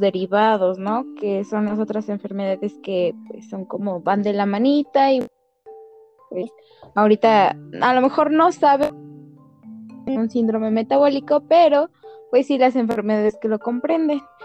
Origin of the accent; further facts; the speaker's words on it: Mexico; como buenos mexicanos